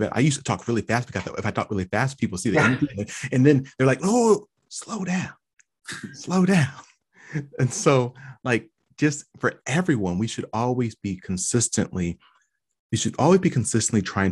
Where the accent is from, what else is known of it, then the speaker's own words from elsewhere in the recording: California, United States; accent: West Coast; moved away; I'm from California initially, and I swore I did not have an accent. But as soon as I left California, people were very quick to tell me.